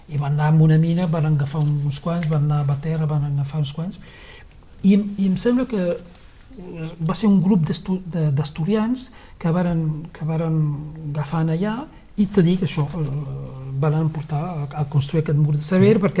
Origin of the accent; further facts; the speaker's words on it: Cerbère, Occitania, France; moved away as an adult; also born or lived in Perpignan; now in Llançà, Spain; Cervera és el meu poble, sí.